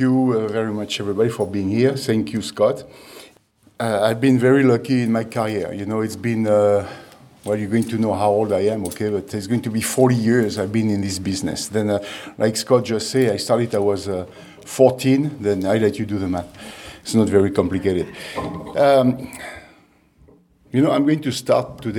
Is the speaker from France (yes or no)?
yes; France; English is a second language; moved away as an adult; also born or lived in Alsace / Atlanta, United States; now in Chicago, United States; born and raised in France. I was born in Alsace. My dad was in the Air Force.